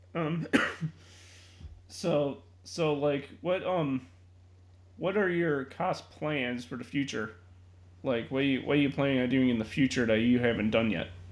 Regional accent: Chicago, Illinois, United States; being a Chicagoan myself

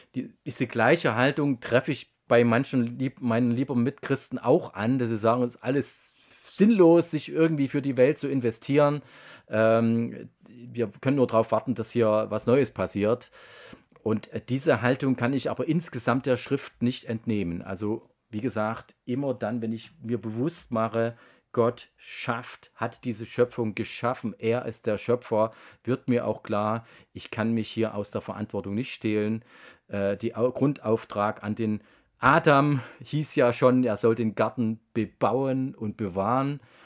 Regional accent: Germany; Ich bin in der DDR aufgewachsen

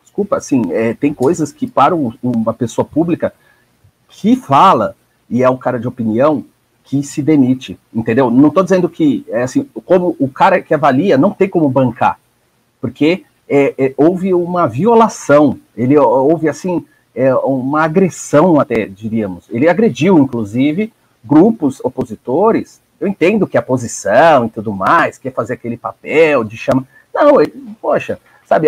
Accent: ABC Paulista, São Paulo, Brazil; o nosso grande ABC aqui, a minha terra

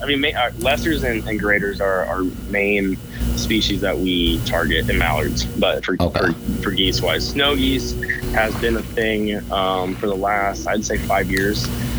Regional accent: southern Washington, United States; now in Spokane, United States; I grew up hunting down in southern Washington, right on the Columbia River that splits Washington and Oregon.

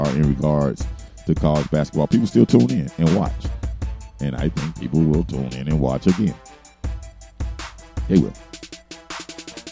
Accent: Florida, United States; now in Atlanta, United States; you're in Florida, my home state

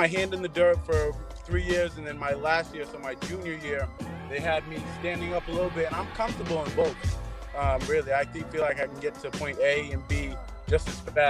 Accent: Wareham, Massachusetts, United States; I'm from a small town in the Cape, Wareham High School.

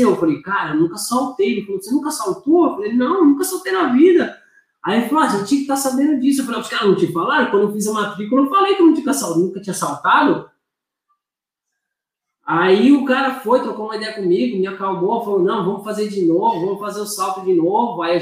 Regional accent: Brazil; moved away as an adult; now in Australia; Eu sou brasileiro.

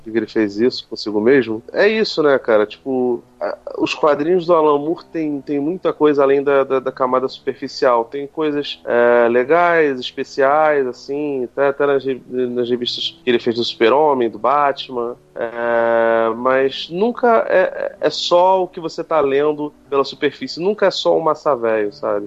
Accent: Brazil; a gente é brasileiro, né, A gente é latino

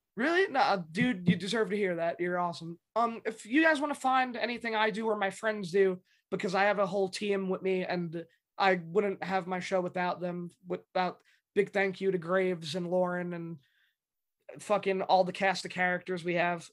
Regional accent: New York City, New York, United States; I grew up in the Bronx

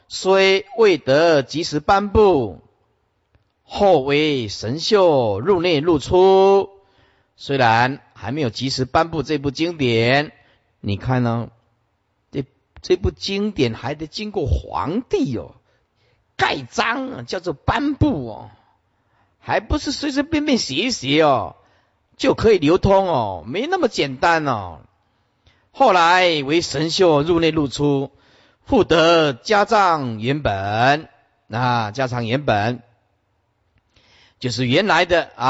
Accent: China; 因为我们是中国人呐，我们是中国人呐。中国人就就要写中文看得懂的呀

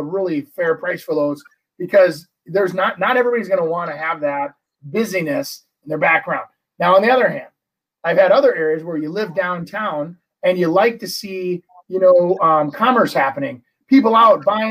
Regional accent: Brooklyn Park, Minnesota, United States; growing up in Brooklyn Park

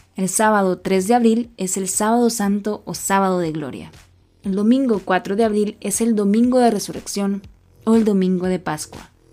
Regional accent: El Salvador; soy salvadoreña

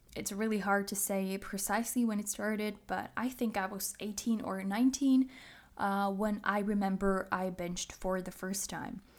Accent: Czechia; English is a second language; I am from the Czech Republic, if you didn't know. So English is not my native language

